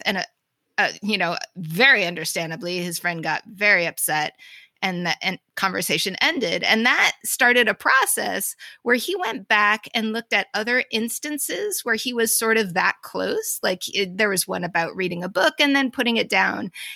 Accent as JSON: {"language": "English", "town": "Boston", "region": "Massachusetts", "country": "United States", "said": "I'm from Boston"}